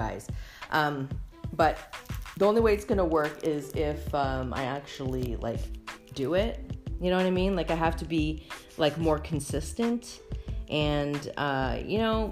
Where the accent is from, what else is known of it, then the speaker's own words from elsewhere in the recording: Canada; I am Canadian